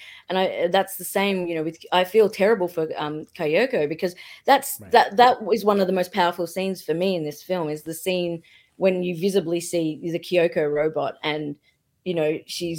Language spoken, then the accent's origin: English; Australia; I'm Australian, so I say everything in a bizarre way